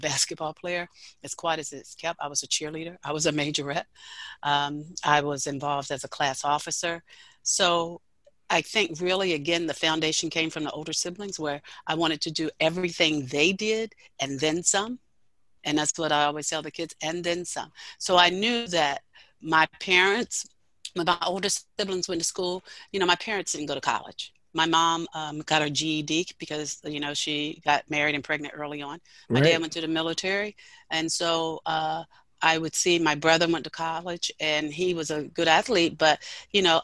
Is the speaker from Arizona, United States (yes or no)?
no; Snow Hill, Maryland, United States; I grew up in Snow Hill, Maryland